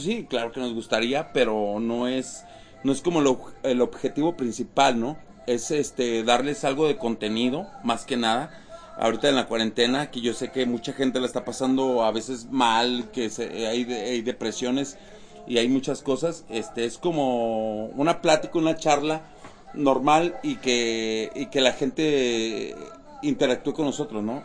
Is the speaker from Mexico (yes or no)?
yes; Mexico; todos lo llevamos como mexicanos